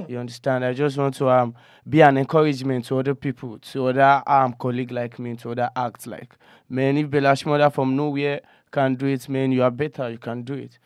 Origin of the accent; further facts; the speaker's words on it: Okokomaiko, Lagos, Nigeria; I'm from Okoko, Nigeria.